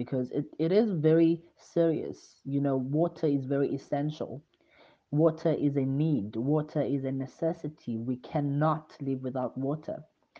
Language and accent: English; Mthatha, Eastern Cape, South Africa; my hometown, Mthatha